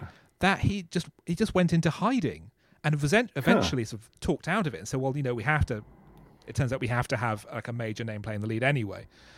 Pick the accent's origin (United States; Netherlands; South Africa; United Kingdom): United Kingdom; South East England; it's exactly like how the Daily Mail recently described my hometown in a recent article.